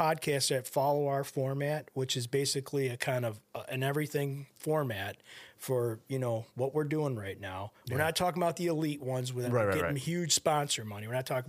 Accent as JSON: {"language": "English", "country": "Kazakhstan", "moved": "yes", "lives_now": "United States", "said": "Very nice. I immigrated from Kazakhstan."}